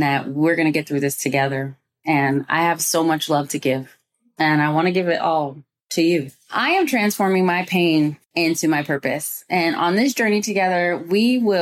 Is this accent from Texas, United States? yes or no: no; Moorpark, California, United States; also born or lived in Inglewood, California; I grew up in the safest city in America. It's called Moore Park